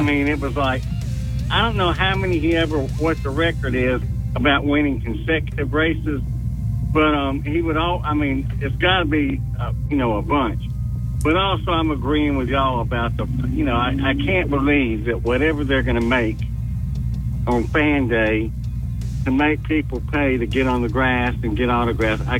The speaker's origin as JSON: {"language": "English", "town": "Birmingham", "region": "Alabama", "country": "United States", "said": "I'm from Birmingham and the Alabama gang"}